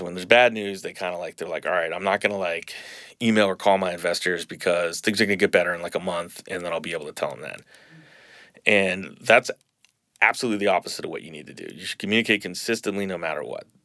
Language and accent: English; Boston, Massachusetts, United States; moved away as an adult; now in New Orleans, United States; I grew up in Boston.